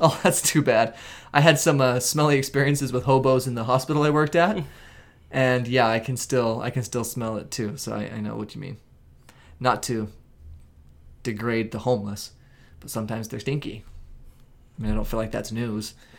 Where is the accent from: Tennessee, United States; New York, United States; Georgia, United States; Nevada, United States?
Nevada, United States; we grew up in Nevada.